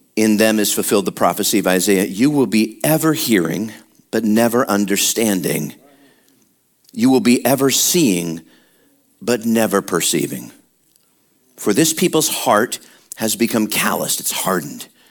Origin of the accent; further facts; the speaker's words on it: Midwest, United States; moved away; we were born and raised in the Midwest and a lot of cold, a lot of wind chill